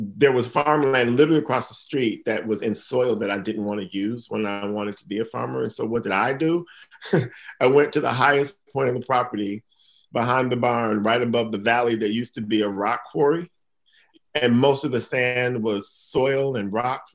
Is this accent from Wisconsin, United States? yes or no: yes; Milwaukee, Wisconsin, United States; now in Maine, United States; Milwaukee, Wisconsin